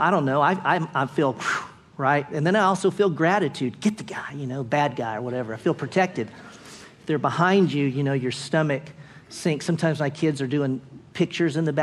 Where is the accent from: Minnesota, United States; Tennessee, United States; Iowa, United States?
Tennessee, United States; Clarksville; I went to junior high and high school in Clarksville, Tennessee